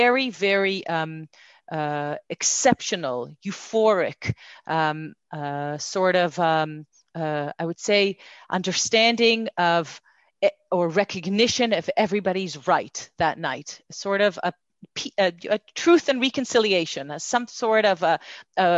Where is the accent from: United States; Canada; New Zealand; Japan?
Canada; Montreal, Quebec; accent: slight Canadian accent; also born or lived in Jerusalem, Israel; now in Israel; I grew up in Montreal